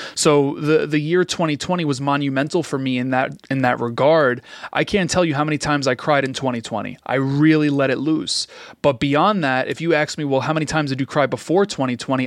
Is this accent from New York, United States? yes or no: yes; New York City, New York, United States; growing up in Queens